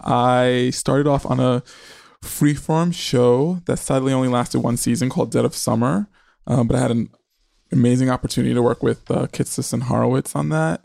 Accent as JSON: {"language": "English", "town": "New York City", "region": "New York", "country": "United States", "tie": "born or raised there", "said": "I grew up in New York City in the eighties"}